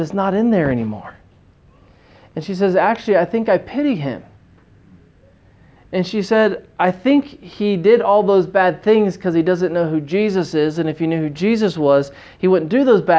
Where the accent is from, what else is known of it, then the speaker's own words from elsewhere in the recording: United States; moved away as an adult; now in China; as an American living in the city